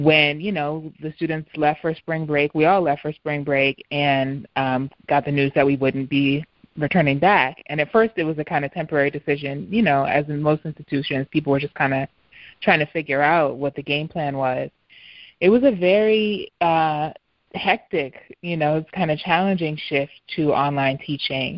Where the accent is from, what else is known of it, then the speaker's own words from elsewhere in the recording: New York City, New York, United States; moved away as an adult; now in Philadelphia, United States; your birthplace change and even disappear. You know, parts of Harlem have disappeared